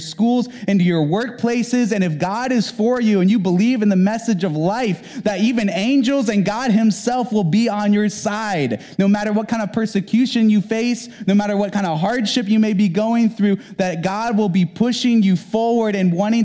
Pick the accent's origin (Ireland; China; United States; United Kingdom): United States; the South; moved away; I'm from the South, and I was raised in the South, and I went to church in the South